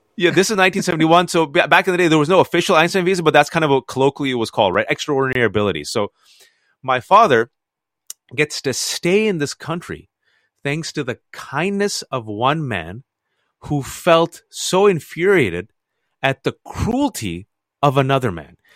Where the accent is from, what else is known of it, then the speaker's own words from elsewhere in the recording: United States; I was born and raised in America